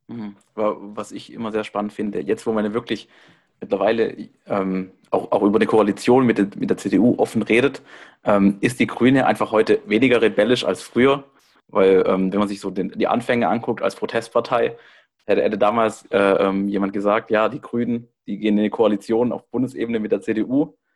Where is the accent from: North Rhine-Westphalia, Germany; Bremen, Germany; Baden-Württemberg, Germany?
Baden-Württemberg, Germany; moved away; ich komme eigentlich aus Baden-Württemberg